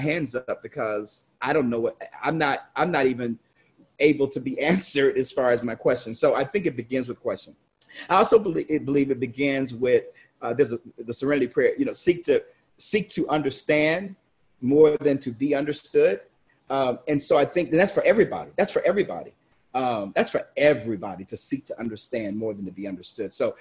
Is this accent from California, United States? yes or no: no; Chicago, Illinois, United States; I grew up in Chicago